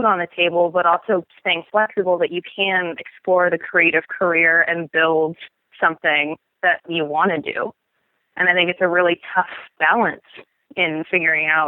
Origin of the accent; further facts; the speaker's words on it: Portland, Oregon, United States; I grew up in Oregon.